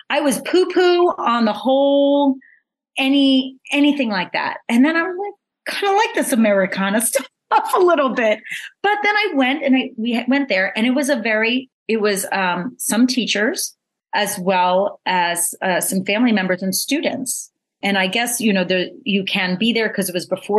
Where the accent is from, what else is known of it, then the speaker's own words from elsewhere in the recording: New York, United States; I thought I was like an open-minded world traveled New Yorker